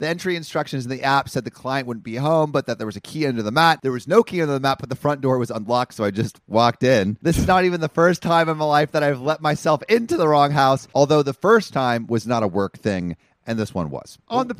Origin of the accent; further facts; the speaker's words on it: Los Angeles, California, United States; there's a service in Woodland Hills, like my hometown